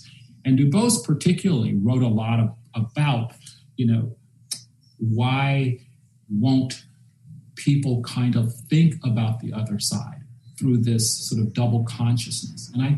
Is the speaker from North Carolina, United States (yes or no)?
yes; North Carolina, United States; the spiritual side that I remember growing up in North Carolina, going to cemeteries and actually giving the spirit a ride to heaven.